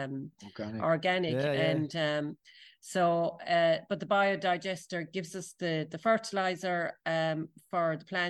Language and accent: English; Tralee, Munster, Ireland; when I was a kid growing up in Tralee